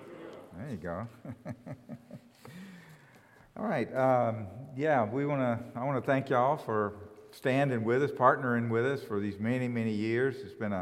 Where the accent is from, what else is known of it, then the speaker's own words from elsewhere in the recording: Columbus, Mississippi, United States; moved away as an adult; also born or lived in Paris, France; I'm from Columbus, Mississippi. I got saved at Mississippi State